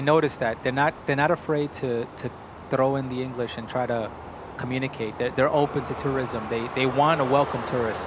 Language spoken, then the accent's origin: English; New York, United States; I was born and raised in New York